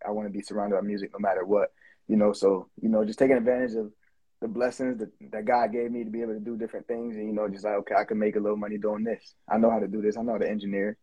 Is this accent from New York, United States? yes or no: yes; Buffalo, New York, United States; moved away; I come from Buffalo, New York, and I used to own a recording studio there